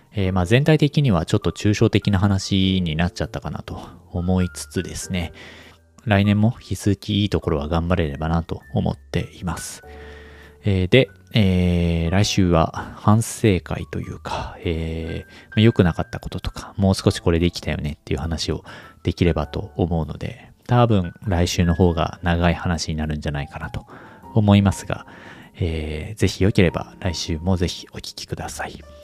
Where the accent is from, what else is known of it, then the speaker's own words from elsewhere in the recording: Japan; now in Kanto, Japan; 地方出身者